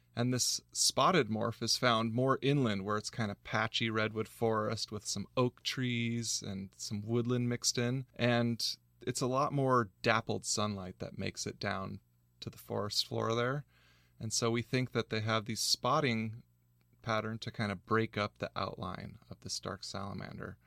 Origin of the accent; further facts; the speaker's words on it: San Diego County, California, United States; I grew up in San Diego County, uh, back before they had developed all the natural land.